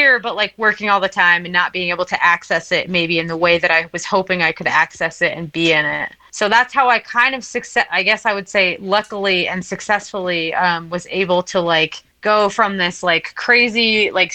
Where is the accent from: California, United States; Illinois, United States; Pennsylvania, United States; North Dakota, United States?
Pennsylvania, United States; Philadelphia; now in Polaris, United States; I'm originally from Philadelphia, Pennsylvania, and I am currently living in Polaris, Montana